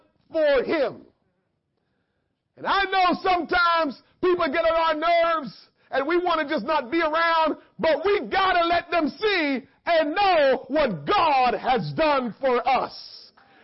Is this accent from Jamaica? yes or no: yes; Jamaica; growing up in Jamaica